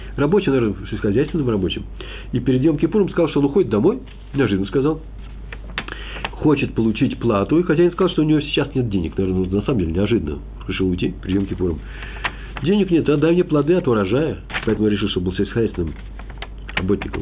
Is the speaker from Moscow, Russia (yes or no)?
yes; Moscow, Russia; Я москвич